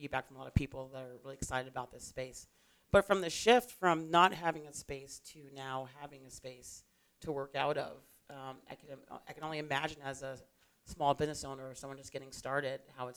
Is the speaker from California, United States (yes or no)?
no; New York, United States; now in Tucson, United States; I come from the East Coast, originally from New York